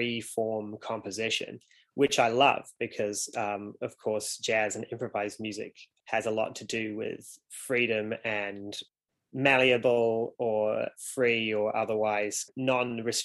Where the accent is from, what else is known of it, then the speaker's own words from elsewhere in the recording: Golden Bay, Tasman, New Zealand; now in Wellington, New Zealand; when I was growing up in Golden Bay